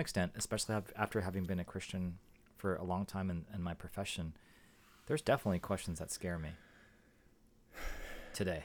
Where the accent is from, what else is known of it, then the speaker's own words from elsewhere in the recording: San Jose, California, United States; also born or lived in Boston / Atlanta; we grew up in San Jose. My, my parents moved to San Jose